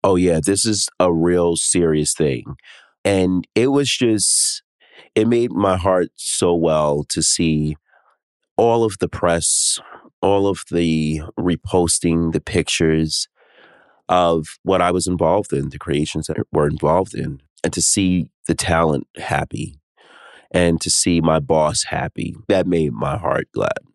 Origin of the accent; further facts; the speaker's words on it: New York City, New York, United States; I'm from New York City. New York City is my favorite East Coast city. I mean, all right, it's number one because I'm born and raised here